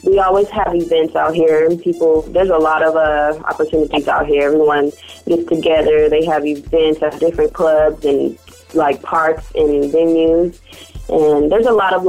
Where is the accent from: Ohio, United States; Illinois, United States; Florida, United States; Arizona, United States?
Arizona, United States; also born or lived in Central California; now in Fresno, United States; I grew up in Arizona, amongst another region of Central Cali.